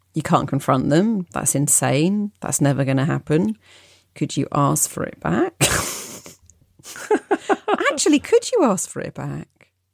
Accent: United Kingdom; I am too British

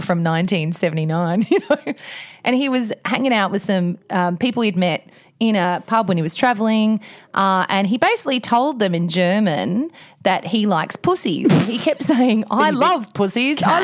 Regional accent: Australia

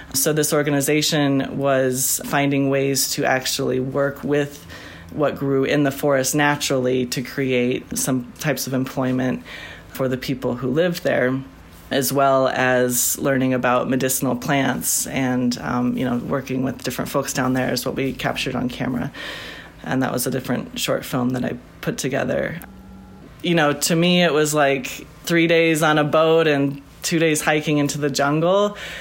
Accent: Bitterroot Valley, Montana, United States; moved away as an adult; I grew up in the Bitterroot Valley. I'm in western Montana

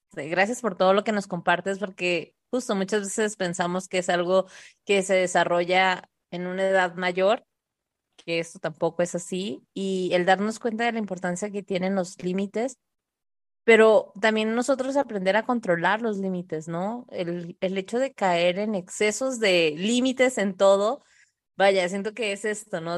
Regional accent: Tijuana, Baja California, Mexico; yo nací en Tijuana o crecí allá

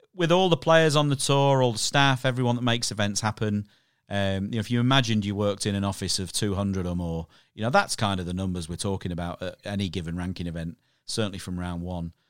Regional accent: Irthlingborough, East Midlands, United Kingdom; I grew up in a town called Earthlingburgh in Northamptonshire

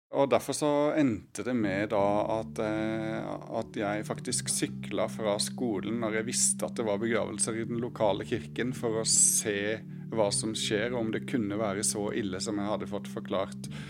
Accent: Sørlandet, Norway; now in Oslo, Norway; født og oppvokst på Sørlandet

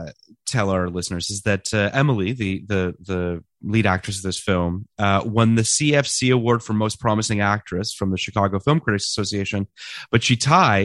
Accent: Canada; I'm Canadian.

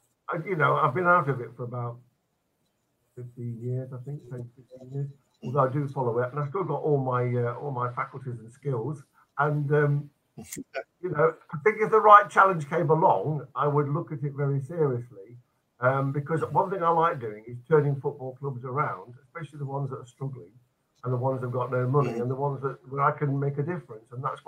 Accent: Nottingham, East Midlands, United Kingdom; Nottingham was there, was my home, I was born there, my hometown.

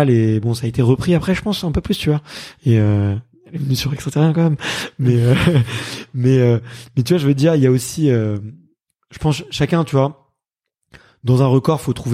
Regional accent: Hauts-de-France, France; je suis pas une nana de la montagne, je suis je suis une, je suis une nordiste, une petite du nord

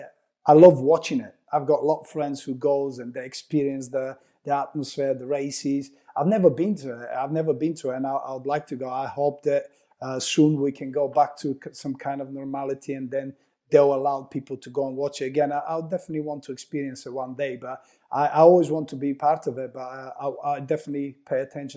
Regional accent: Bulgaria; now in United Kingdom; No, not at all. Not at all. I've seen some friends been interesting about the horse racing, but I haven't since. But when I moved to UK, then I really realized how big is it.

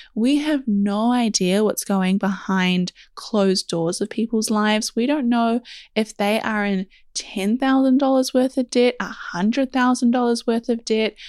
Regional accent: New Zealand; because I am also from New Zealand and it is a tiny little country

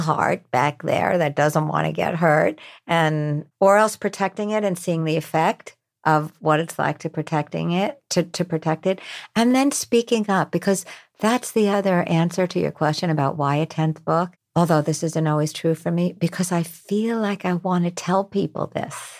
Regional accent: New York, United States; I'm from New York.

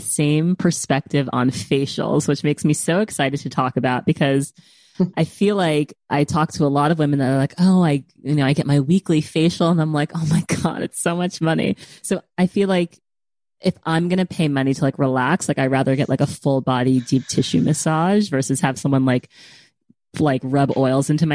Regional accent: New York City, New York, United States; also born or lived in London; I'm from New York City

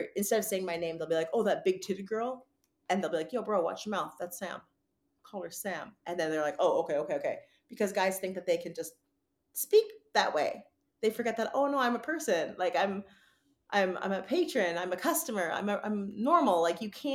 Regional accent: Vancouver, British Columbia, Canada; moved away as an adult; now in California, United States; growing up in Greater Vancouver in Canada

